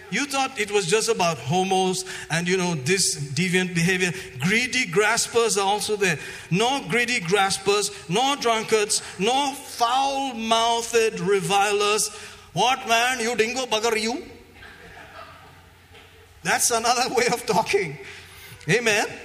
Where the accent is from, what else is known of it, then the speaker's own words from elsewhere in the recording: Tiruvalla, Kerala, India; I was walking in Tiruvalla in my hometown.